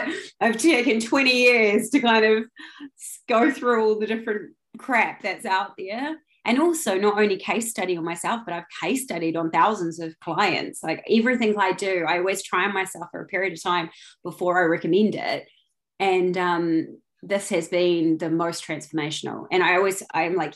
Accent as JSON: {"language": "English", "country": "New Zealand", "also_born_or_lived": "London", "moved": "as an adult", "said": "I'm from New Zealand originally, but I've been in London for the last 13 years"}